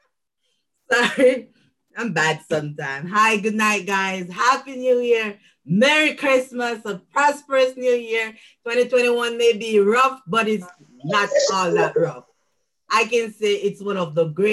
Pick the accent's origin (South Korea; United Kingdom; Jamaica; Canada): Jamaica; moved away as an adult; now in United States; I'm a Jamaican living in the US for the past 5 years